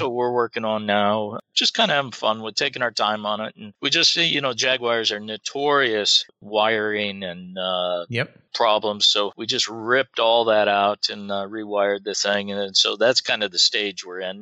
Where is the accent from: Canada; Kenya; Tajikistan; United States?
United States; Iowa; I grew up in Iowa